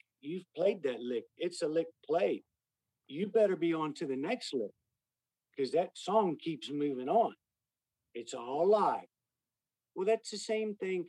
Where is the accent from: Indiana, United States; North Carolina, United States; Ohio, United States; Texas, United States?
Texas, United States; Austin; I grew up in Westlake, in Austin here